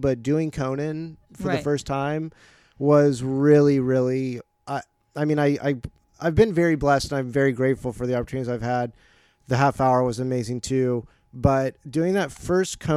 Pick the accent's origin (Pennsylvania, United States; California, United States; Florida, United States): Florida, United States; Jacksonville; moved away as an adult; also born or lived in New Paltz, New York; now in Los Angeles, United States; I grew up in Florida